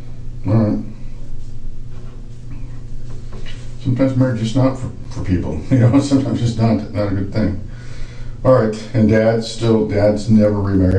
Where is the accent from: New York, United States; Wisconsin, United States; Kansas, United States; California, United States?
California, United States; Salinas; moved away; I grew up in Salinas, right down the road.